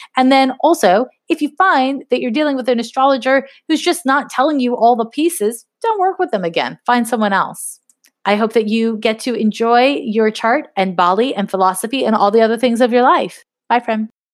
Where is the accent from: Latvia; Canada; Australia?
Canada; now in United States; I grew up in Canada